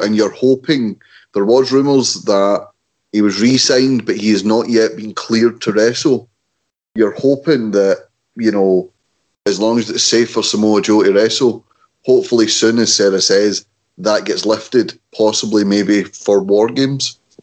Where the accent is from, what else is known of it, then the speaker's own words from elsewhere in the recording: Scotland, United Kingdom; we're Scottish